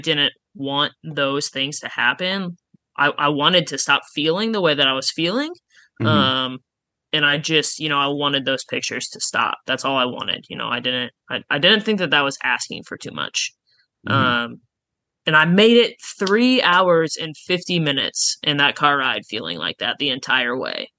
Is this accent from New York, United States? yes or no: no; Oskaloosa, Iowa, United States; also born or lived in Jefferson City, Missouri; now in Des Moines, United States; I'm from Oskaloosa